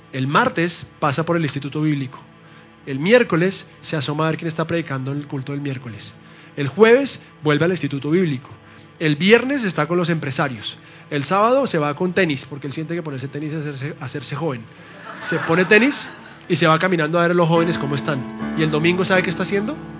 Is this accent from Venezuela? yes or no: no; Colombia; mi esposa es colombiana y yo también